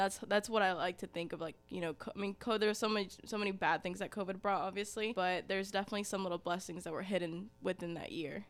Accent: Ringgold, Georgia, United States; also born or lived in Dalton, Georgia; I actually didn't grow up in Dalton, I grew up in Ringgold, so very, very close by.

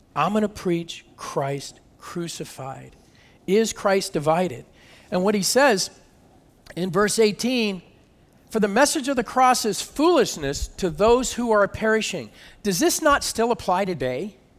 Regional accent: California, United States; moved away as an adult; also born or lived in Michigan; I'm from California

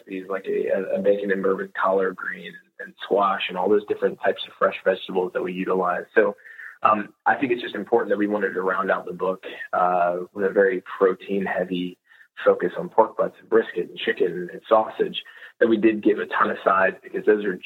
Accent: the South, United States; born and raised in the South

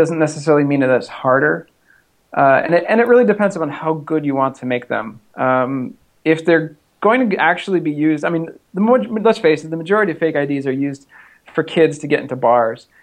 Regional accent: Massachusetts, United States; now in Texas, United States; I grew up in the Northeast, uh, in Massachusetts, in a small town

